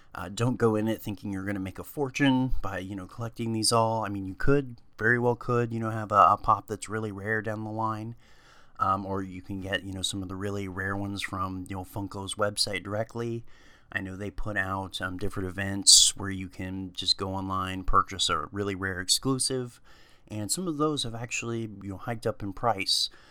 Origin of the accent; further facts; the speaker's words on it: Ohio, United States; I grew up in Ohio